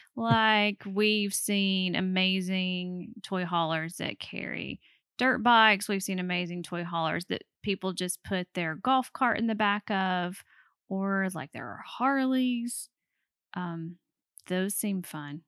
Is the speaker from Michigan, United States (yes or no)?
no; Alabama, United States; we are from Alabama